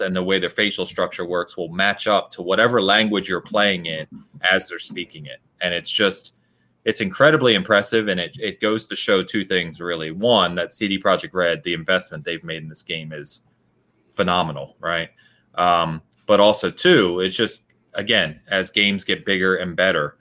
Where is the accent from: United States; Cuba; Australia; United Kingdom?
United Kingdom; England; I'm also English